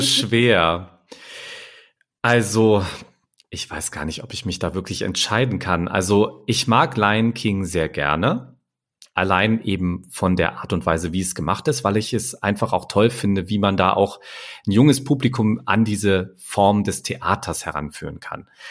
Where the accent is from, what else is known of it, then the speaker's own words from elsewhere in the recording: near Hanover, Lower Saxony, Germany; moved away; Ich komme ja eigentlich aus der Nähe von Hannover